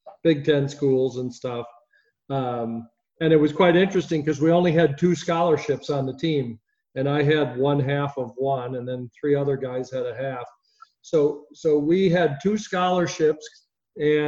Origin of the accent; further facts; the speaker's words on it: Minneapolis, Minnesota, United States; I grew up in Minneapolis